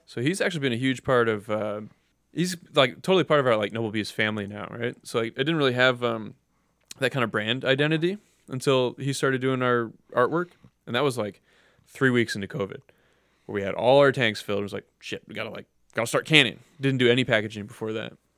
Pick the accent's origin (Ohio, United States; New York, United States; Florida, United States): Ohio, United States; Cleveland; I grew up in Cleveland. I've always lived in Cleveland.